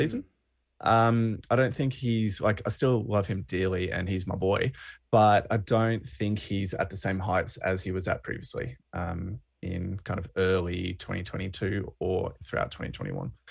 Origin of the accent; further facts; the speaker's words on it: Australia; as a Australian rugby fan